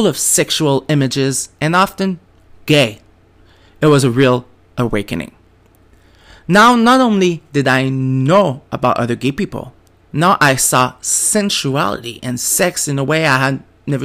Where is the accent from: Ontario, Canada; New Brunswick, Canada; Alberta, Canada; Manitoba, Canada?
New Brunswick, Canada; first language French; English is a second language; I grew up French in New Brunswick. Didn't speak English until I turned 15.